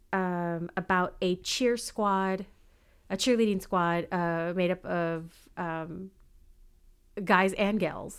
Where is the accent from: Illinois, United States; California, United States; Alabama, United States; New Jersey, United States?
California, United States; born and bred in California